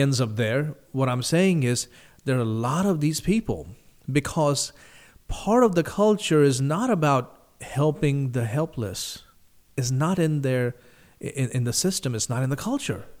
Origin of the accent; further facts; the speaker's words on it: India; moved away; the country I grew up in, India